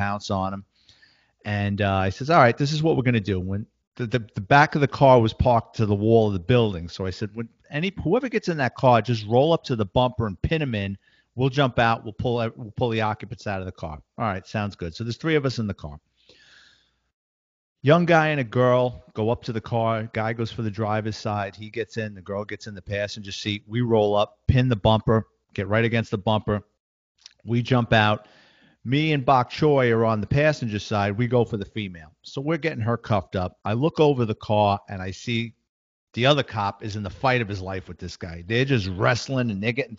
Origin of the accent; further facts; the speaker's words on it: New York City, New York, United States; I'm from New York City, originally born and raised.